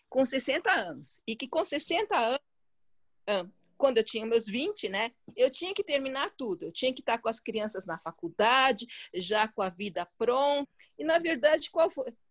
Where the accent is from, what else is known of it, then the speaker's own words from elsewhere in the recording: China; E, e o chinês, né, eu sou chinesa, né? Para quem não sabe